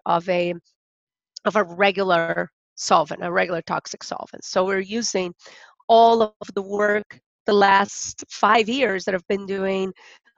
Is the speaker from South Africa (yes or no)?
no; Rio de Janeiro, Brazil; now in Kentucky, United States; I'm originally from Brazil